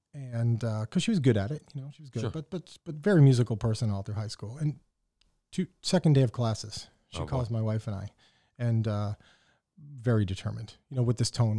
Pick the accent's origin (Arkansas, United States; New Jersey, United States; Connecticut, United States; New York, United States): Connecticut, United States; Windsor; So I grew up in Windsor, Connecticut.